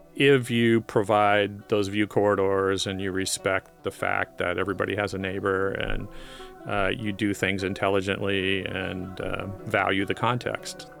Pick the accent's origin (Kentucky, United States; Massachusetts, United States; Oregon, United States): Oregon, United States; Portland; I was born in Portland. I grew up down the river